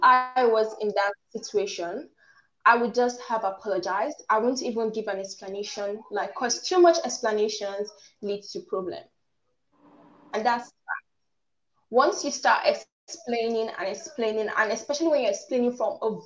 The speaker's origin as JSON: {"language": "English", "country": "Nigeria", "accent": "African", "said": "I'm Nigerian and I have sort of like an African accent."}